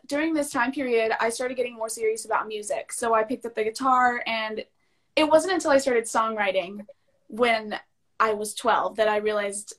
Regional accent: Louisville, Kentucky, United States; I was born in Louisville, Kentucky

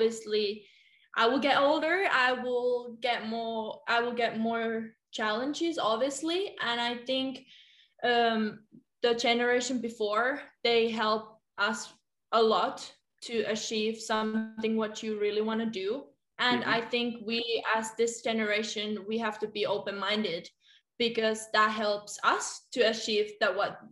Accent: Helsinki, Uusimaa, Finland; English is a second language; moved away as an adult; also born or lived in Germany; now in France; I took the big step coming from Helsinki, coming from Finland to Germany. So I think at that moment when I moved to outside of my comfort zone, I would say the comfort zone was in Finland

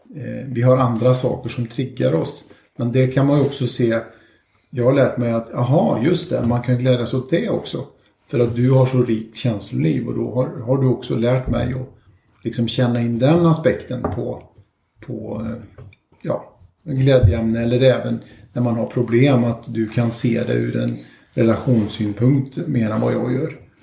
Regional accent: Skövde, Västra Götaland, Sweden; född och uppväxt i Skövde

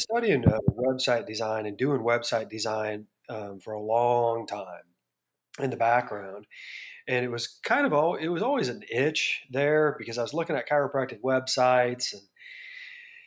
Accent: Bettendorf, Iowa, United States; moved away as an adult; I grew up in Bettendorf, Iowa

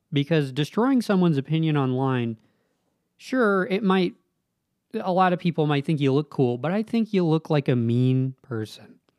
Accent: Southern Nevada, United States; moved away as an adult; now in Utah, United States; I grew up in Southern Nevada

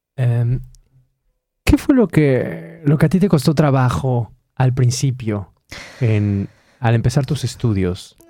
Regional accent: Mexico; now in Poland; como decimos en México

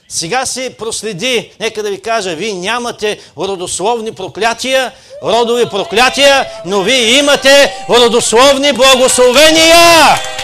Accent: Burgas, Burgas Province, Bulgaria; аз съм от Бургас, не съм от Шумен

